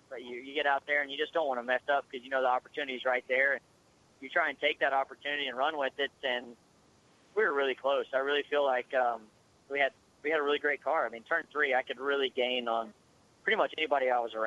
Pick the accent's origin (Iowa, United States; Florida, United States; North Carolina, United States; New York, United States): North Carolina, United States; I'm from North Carolina, and we're all grass Pokemon